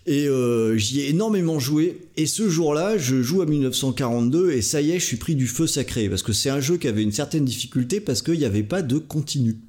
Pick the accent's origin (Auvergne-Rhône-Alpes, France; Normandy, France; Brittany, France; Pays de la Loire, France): Brittany, France; à la base je suis breton